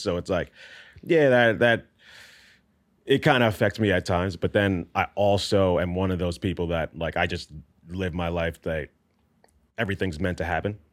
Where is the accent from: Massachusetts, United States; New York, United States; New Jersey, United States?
New York, United States; I grew up in New York in not the best neighborhood